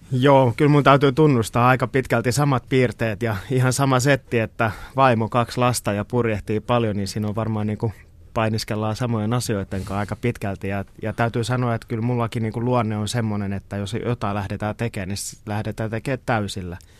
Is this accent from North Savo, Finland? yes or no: no; Kotka, Kymenlaakso, Finland; mä oon syntynyt Kotkassa meren äärellä ja se on ollut osa mun niin kuin identiteetti ihan pienestä pitäen